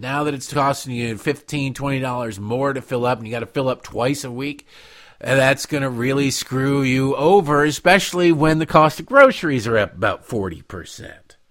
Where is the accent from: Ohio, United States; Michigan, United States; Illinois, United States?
Michigan, United States; Detroit; moved away; where I grew up in Detroit